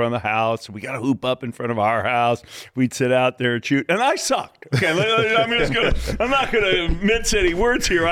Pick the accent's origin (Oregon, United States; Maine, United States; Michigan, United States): Michigan, United States; Detroit; moved away as an adult; also born or lived in Seattle; growing up in Detroit